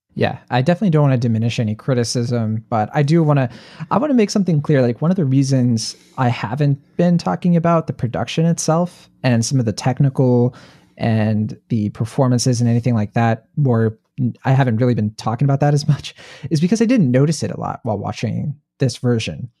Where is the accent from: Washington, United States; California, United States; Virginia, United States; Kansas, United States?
Virginia, United States; I, I grew up in Virginia.